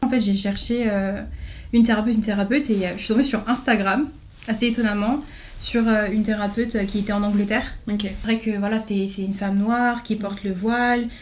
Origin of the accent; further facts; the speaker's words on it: Chevilly-Larue, Île-de-France, France; je viens de, de Cheville-la-Rue, du coup, dans Val-de-Marne. Mm-hmm. j'ai fait toute ma primaire et mon collège là-bas.